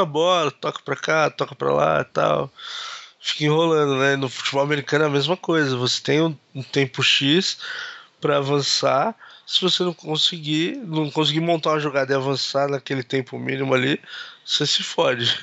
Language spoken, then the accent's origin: Portuguese; Brazil; a gente é brasileiro